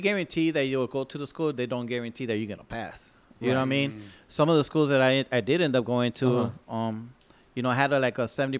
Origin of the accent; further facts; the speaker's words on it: San Diego, California, United States; also born or lived in Fort Benning, Georgia; I grew up in Barrio Logan.